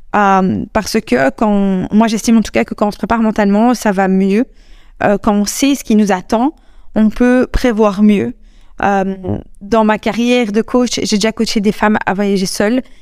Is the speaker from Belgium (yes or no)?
yes; Belgium; je suis belge, quand je suis rentrée en Belgique